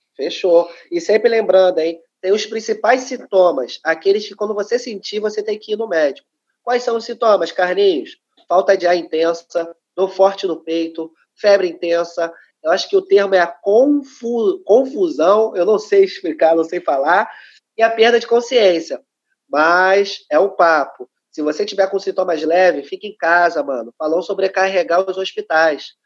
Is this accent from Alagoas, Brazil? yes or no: no; Rio de Janeiro, Brazil; sou cria da Maré, né? Uma das favelas aqui do Rio de Janeiro.